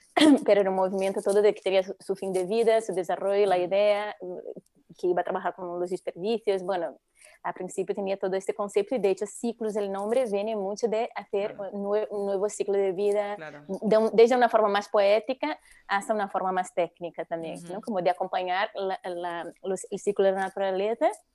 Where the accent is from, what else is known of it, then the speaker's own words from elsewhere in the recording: Brazil; Spanish is a second language; moved away as an adult; now in Spain; llevo ya 22 años en España, pero bueno, por mi acento ya se ve que soy brasileña